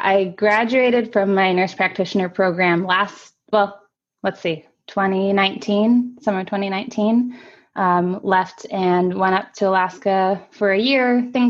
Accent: Tokyo, Japan; So I grew up in Tokyo. My parents are both teachers. We moved there for my dad's job as an English professor.

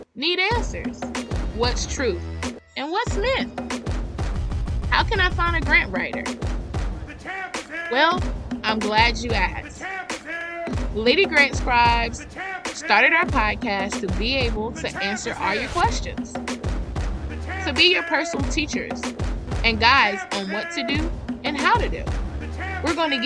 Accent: the South, United States; I'm a thick girl and I'm from the South

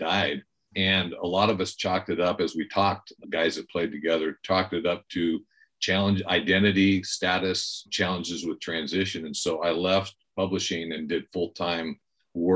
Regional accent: Bakersfield, California, United States; moved away as an adult; also born or lived in Los Angeles, California / Green Bay, Wisconsin; now in Bend, United States; I grew up in Bakersfield, California

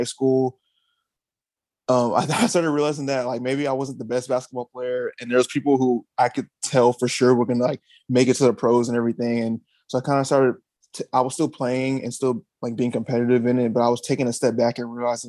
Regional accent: Houston, Texas, United States; I'm actually born and raised out of Houston. So I've grew up here all my life. I grew up in the, I would say like the Cypress Katy area

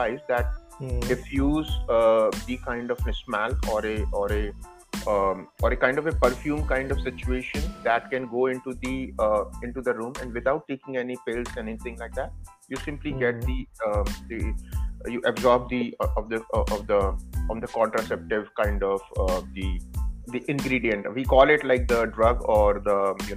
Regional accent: India; now in United States; I come from India

